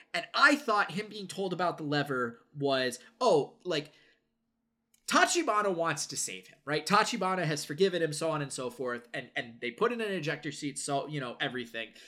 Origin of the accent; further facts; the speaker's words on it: United States; I am conditioned as an American